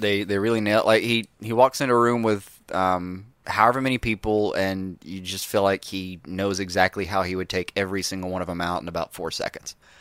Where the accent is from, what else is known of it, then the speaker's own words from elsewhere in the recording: Alabama, United States; we're from Alabama